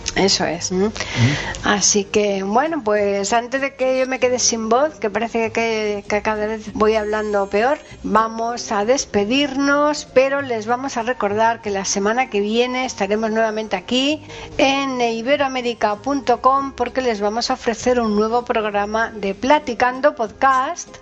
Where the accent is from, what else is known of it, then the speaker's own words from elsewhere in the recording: Spain; que somos españoles nos gusta escuchar las cosas más en idioma español